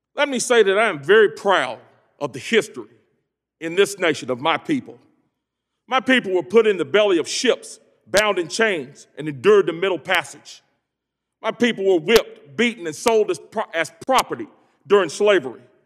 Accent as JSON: {"language": "English", "town": "Greensboro", "region": "North Carolina", "country": "United States", "tie": "born or raised there", "said": "I hail from Greensboro, home of the Woolworth sit-ins, an epicenter of the civil rights movement"}